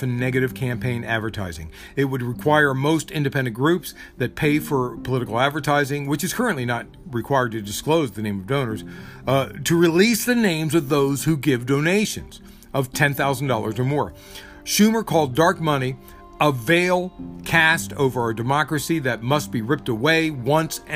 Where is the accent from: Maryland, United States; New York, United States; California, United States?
Maryland, United States; both from my home state of Maryland